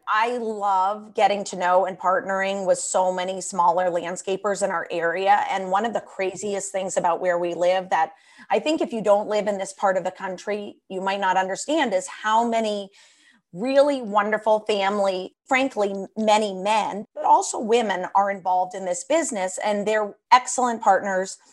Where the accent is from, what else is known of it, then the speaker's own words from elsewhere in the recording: Washington, District of Columbia, United States; moved away; I grew up in Washington, D C, on Capitol Hill, right by the Capitol, U S Capitol